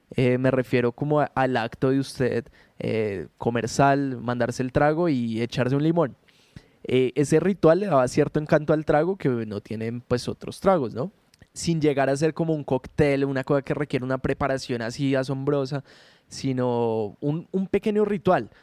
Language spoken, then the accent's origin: Spanish; Colombia; nosotros como colombianos